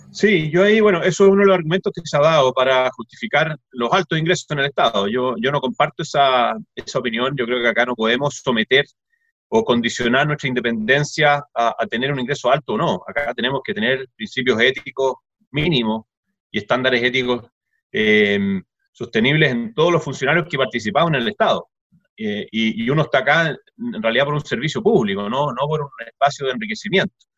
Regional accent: Chile; somos todos chilenos

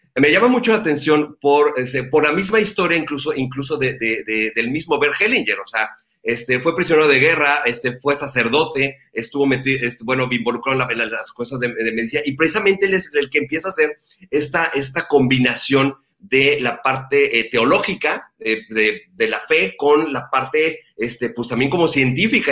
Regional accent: Ensenada, Baja California, Mexico; moved away; el haber regresado aquí a mi querida Ensenada, a mi, a mi ciudad natal.

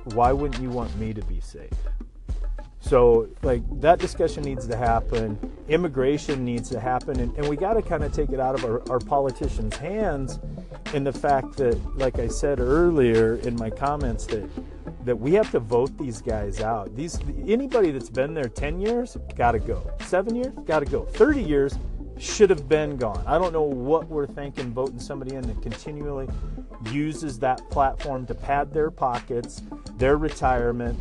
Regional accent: United States; as American people

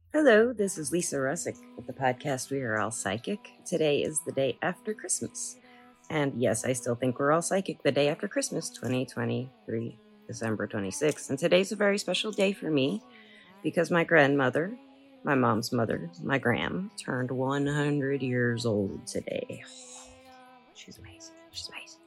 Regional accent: the South, United States; I'm from the South

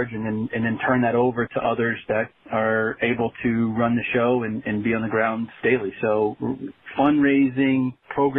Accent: Dallas, Texas, United States; moved away as an adult; also born or lived in Canyon, Texas / Springfield, Missouri; I grew up in Dallas, Texas, played for the Dallas Texans back when they first formed

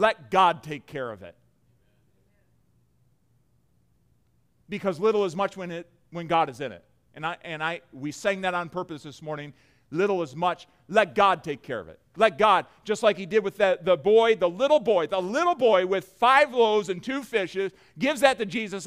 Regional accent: United States; as an American with a plush lifestyle

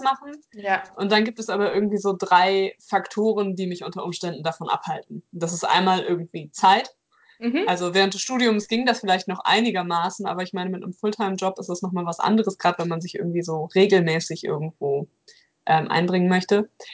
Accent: North Rhine-Westphalia, Germany; hier in NRW, wo ich herkomme

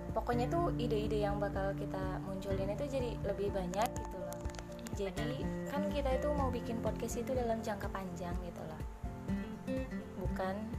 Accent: Subang, West Java, Indonesia; Aku lahir di Subang tanggal 1 Maret 17 tahun lalu.

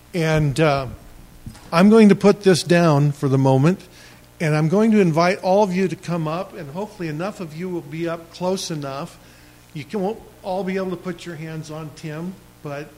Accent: Maupin, Oregon, United States; I grew up in Maupin

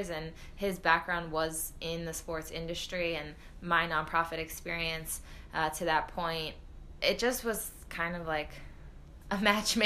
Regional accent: United States; moved away as an adult; also born or lived in Iceland; I was the only American on my team

